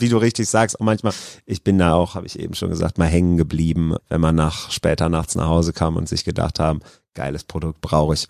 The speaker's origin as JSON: {"language": "German", "town": "Krefeld", "region": "North Rhine-Westphalia", "country": "Germany", "tie": "born or raised there", "also_born_or_lived": "Duisburg", "said": "ich bin in Duisburg geboren, aber das ist nur, weil da die beste Geburtenklinik zu der Zeit war und ich bin in Krefeld aufgewachsen"}